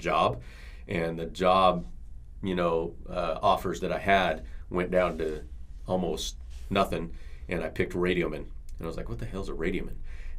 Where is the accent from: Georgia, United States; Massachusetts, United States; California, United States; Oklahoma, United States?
California, United States; Bakersfield; I'm from Bakersfield, California.